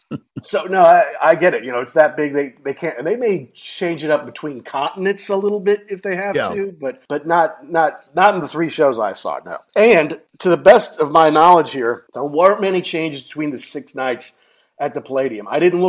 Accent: Louisville, Kentucky, United States; they eventually played Churchill Downs in Louisville, my hometown

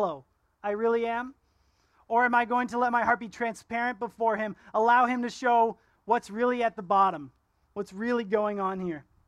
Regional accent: Ontario, Canada; now in Kelowna, Canada; I'm from Ontario. That's where I was born.

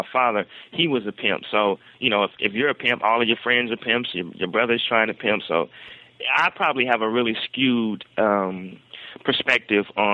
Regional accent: Portland, Oregon, United States; I was the first generation, I guess, of children in the family to be actually just born and raised in Portland

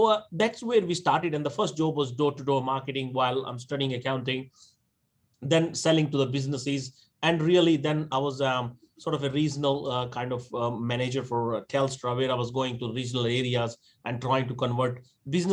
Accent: India; moved away as an adult; now in Australia; I'm born and raised in India

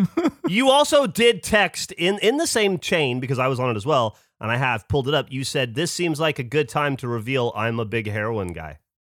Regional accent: United States; I'm from America based on my brash, uh, manner of speaking

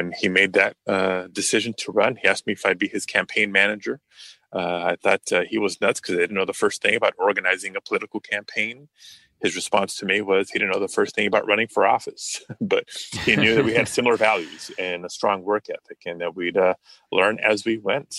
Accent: Los Angeles, California, United States; when I was growing up in Pacoima, California, northeast end of the San Fernando Valley, part of Los Angeles

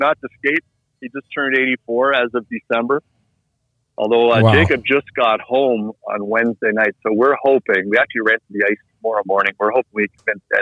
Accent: Nepean, Ontario, Canada; moved away as an adult; also born or lived in Montreal, Quebec; now in Florida, United States; My older sister and I were born in Montreal. He was there for 2 years and then, but we were raised in Ottawa, actually Nepean, Ontario

